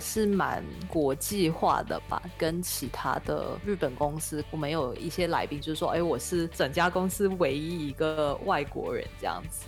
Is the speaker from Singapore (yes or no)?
yes; Singapore; 我是新加坡人嘛